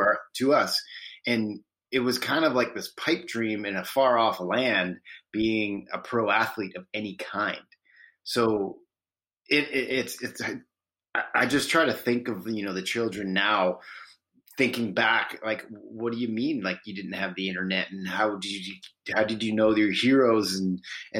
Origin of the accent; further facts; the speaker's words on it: Parksville, British Columbia, Canada; I'm originally from Vancouver Island, British Columbia, and In all honesty, I live in the same town that I grew up